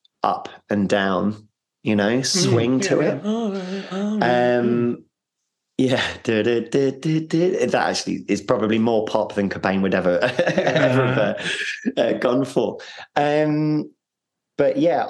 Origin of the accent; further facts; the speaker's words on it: London, United Kingdom; accent: North London; my North London accent